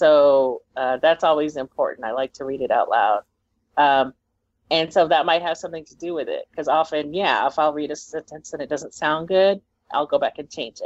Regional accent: Texas, United States; now in New Mexico, United States; I grew up in Texas. I live in New Mexico.

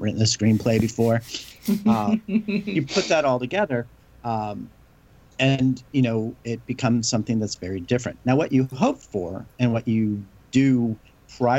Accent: Southern California, United States; We grew up in the same area. We grew up in Southern California.

